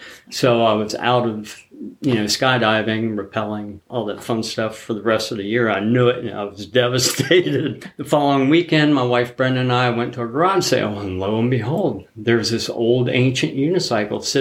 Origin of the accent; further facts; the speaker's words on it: Zanesville, Ohio, United States; I grew up in Zanesville, Ohio.